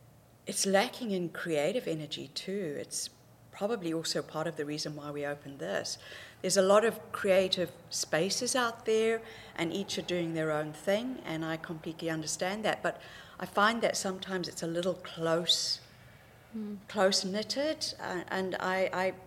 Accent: Zimbabwe; moved away as an adult; also born or lived in Zambia / Cape Town, South Africa; now in New Zealand; I was born in Zambia, bred in Zimbabwe

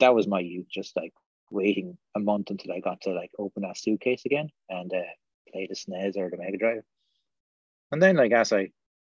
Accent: Slieveroo, Munster, Ireland; I grew up in Southern Ireland, like way down the other end of Ireland to where you grew up, down the other tip, in the middle of nowhere, in a small, tiny village in Waterford

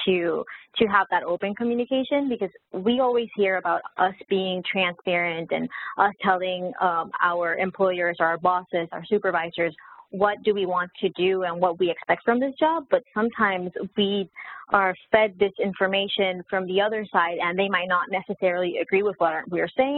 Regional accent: Puerto Rico; moved away as an adult; also born or lived in Texas, United States; now in Florida, United States; Originally from Puerto Rico, I was born in the United, you know, in the mainland in Texas, but I lived most of my life in Puerto Rico

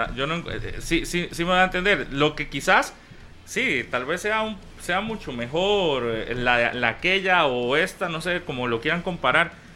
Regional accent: Costa Rica

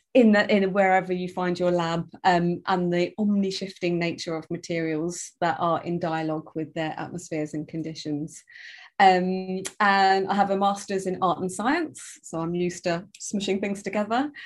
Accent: London, United Kingdom; from London, living in London, uh, a blend of English and Jamaican

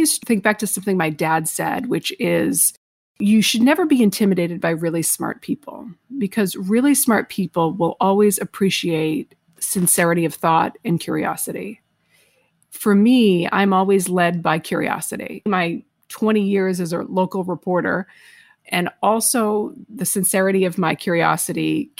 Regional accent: Lakeville, Massachusetts, United States; moved away as an adult; also born or lived in Arkansas; growing up in Massachusetts, it was a different culture

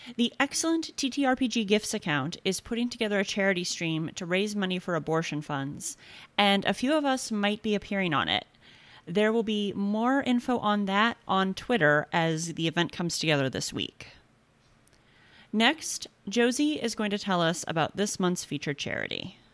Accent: Illinois, United States; My home state is one of the only places in the Midwest where abortion is legal

